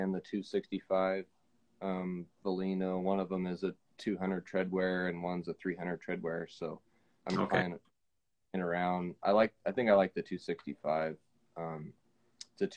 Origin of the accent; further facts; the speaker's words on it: Monroe, Washington, United States; I grew up in Monroe